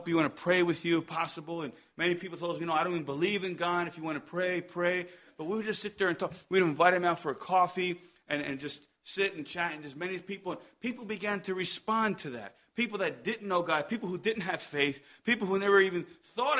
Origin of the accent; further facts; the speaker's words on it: Columbus, New Jersey, United States; moved away; also born or lived in Madrid, Spain; I'm from Columbus, New Jersey.